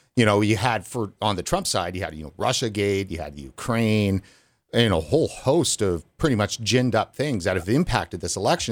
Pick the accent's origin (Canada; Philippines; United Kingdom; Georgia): Canada; as a Canadian